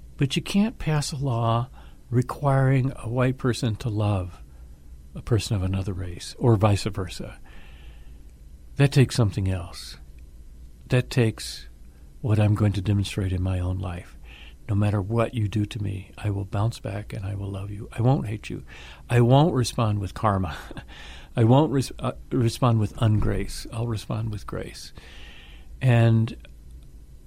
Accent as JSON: {"language": "English", "town": "Atlanta", "region": "Georgia", "country": "United States", "tie": "born or raised there", "said": "I grew up in Atlanta, Georgia"}